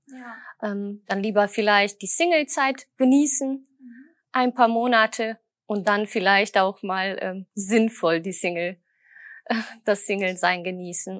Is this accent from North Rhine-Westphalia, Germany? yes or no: yes; Düsseldorf, North Rhine-Westphalia, Germany; Ich komme aus Düsseldorf